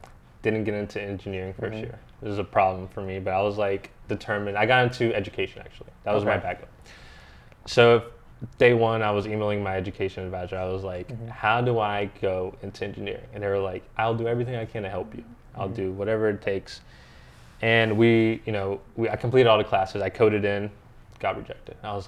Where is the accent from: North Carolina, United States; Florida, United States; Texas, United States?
North Carolina, United States; Morganton; moved away as an adult; now in Raleigh, United States; I'm from Morganton